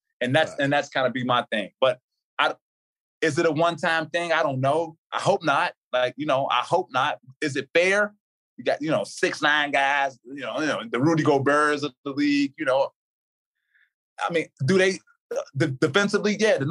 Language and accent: English; Chicago, Illinois, United States; T.A., you from Chicago. I'm from Chicago.